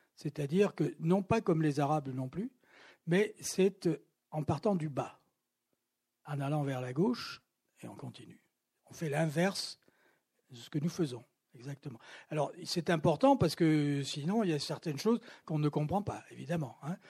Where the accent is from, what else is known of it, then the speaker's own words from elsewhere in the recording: Toulouse, Occitania, France; moved away; also born or lived in Paris; dans ma ville natale, où je n'étais pas venu depuis très longtemps